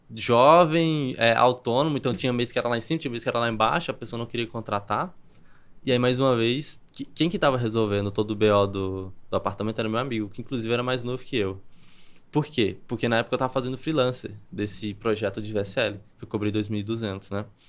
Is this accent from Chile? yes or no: no; Campina Grande, Paraíba, Brazil; moved away as an adult; also born or lived in Alphaville; Eu sou de Campina Grande, na Paraíba